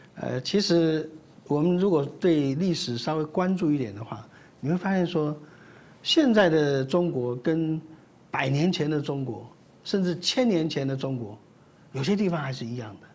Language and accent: Chinese; Taiwan; 我们台湾人